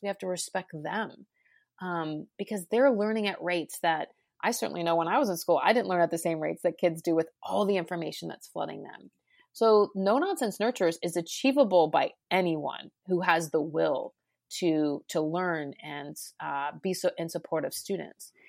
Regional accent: Cincinnati, Ohio, United States; I started my career actually in my hometown of Cincinnati, Ohio

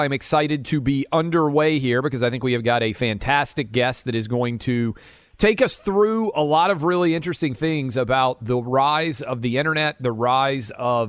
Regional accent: Nashville, Tennessee, United States; as a kid growing up in Nashville

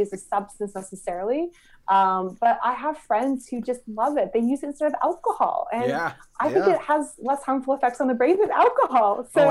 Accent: Myrtle Beach, South Carolina, United States; moved away; also born or lived in Canada / London, United Kingdom; I grew up in Myrtle Beach in South Carolina.

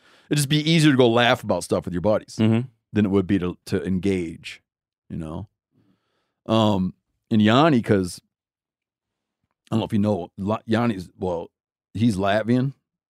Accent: Michigan, United States; born there; well, actually I was born in Michigan.

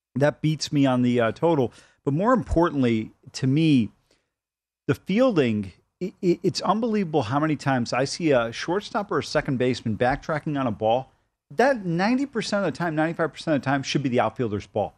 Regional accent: Cleveland, Ohio, United States; I grew up in Cleveland

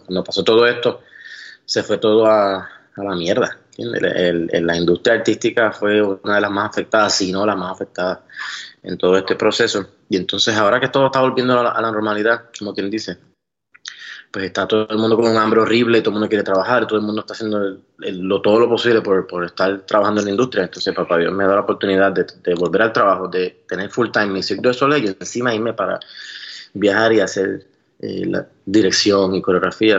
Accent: San Juan, Puerto Rico; moved away as an adult; now in Las Vegas, United States; yo nunca me fui de Puerto Rico

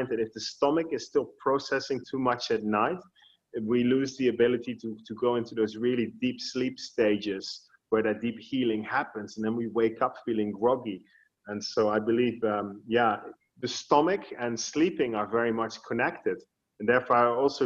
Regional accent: Netherlands; now in Bali, Indonesia; I was born in the Netherlands

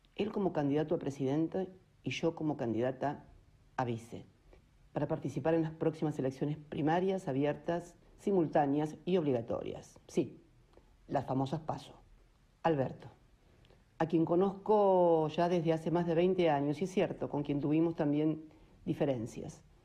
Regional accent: Argentina; como argentino

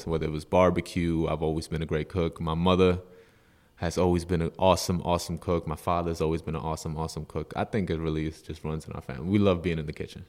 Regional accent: Yonkers, New York, United States; also born or lived in Bronx, New York; growing up in the States, Yonkers, New York

